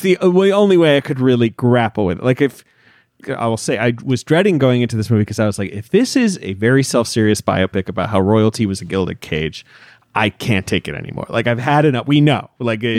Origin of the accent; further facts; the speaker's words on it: United Kingdom; moved away; I grew up in Britain